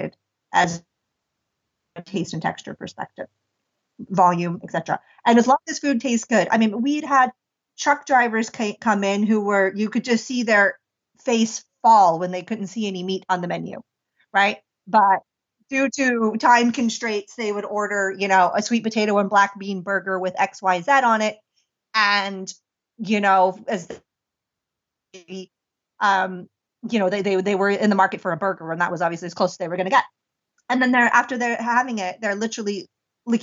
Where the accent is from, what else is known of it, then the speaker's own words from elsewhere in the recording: near Pittsburgh, Pennsylvania, United States; moved away as an adult; also born or lived in India; I had a cafe in the United States and near my hometown